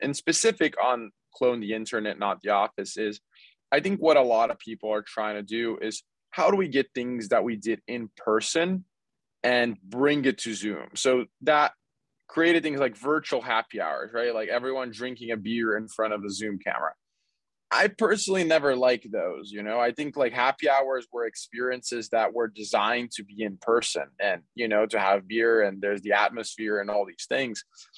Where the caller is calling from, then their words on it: Los Angeles, California, United States; I'm here from Los Angeles.